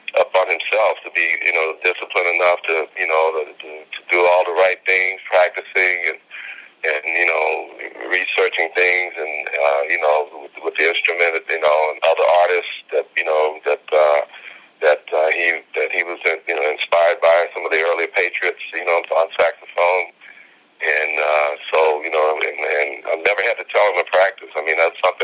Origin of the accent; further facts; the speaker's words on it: Houston, Texas, United States; growing up in Houston, I mean, growing up in my house